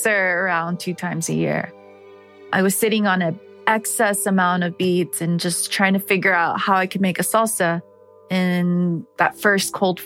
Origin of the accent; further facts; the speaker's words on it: Atlanta, Georgia, United States; I am from Atlanta